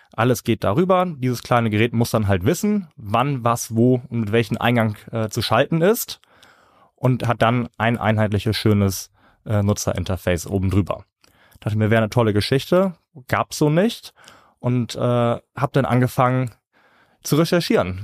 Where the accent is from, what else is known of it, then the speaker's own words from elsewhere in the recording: Northern Germany, Germany; Bei uns in Norddeutschland